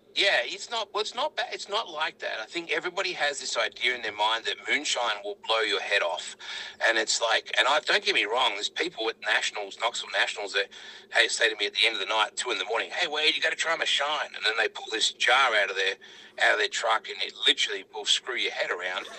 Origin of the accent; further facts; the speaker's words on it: Australia; We came all the way from Australia